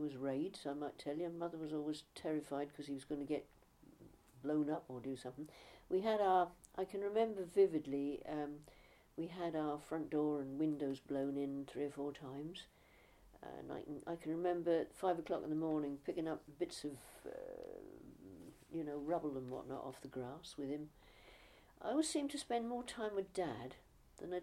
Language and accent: English; Norfolk, East of England, United Kingdom; also born or lived in Streatham, London; I was about 6 weeks old when I was brought here from London, from Streatham, where I was born. Yeah, there you are. And so I do definitely consider myself to be a native of Norfolk